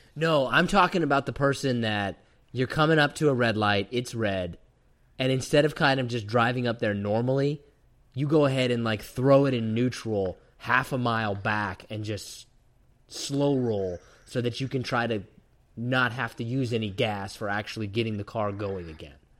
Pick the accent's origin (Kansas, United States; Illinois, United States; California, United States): Kansas, United States; growing up in Kansas